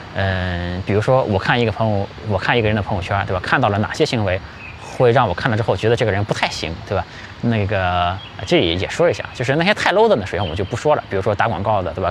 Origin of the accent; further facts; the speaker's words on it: China; 我们中国人